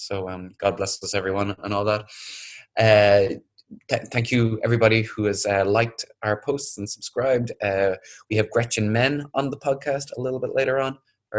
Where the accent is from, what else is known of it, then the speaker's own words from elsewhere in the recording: Ireland; now in Vietnam; I'm from Ireland.